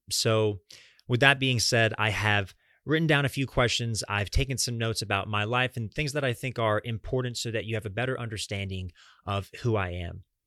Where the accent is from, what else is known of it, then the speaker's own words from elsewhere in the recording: Atlanta, Georgia, United States; also born or lived in Fort Lauderdale, Florida / Fort Myers, Florida; Atlanta has been home to me and my family over the last twenty-two years.